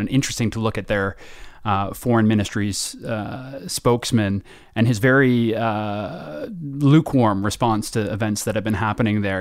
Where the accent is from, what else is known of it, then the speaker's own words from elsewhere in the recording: Canada; now in United Kingdom; as a Canadian here in Britain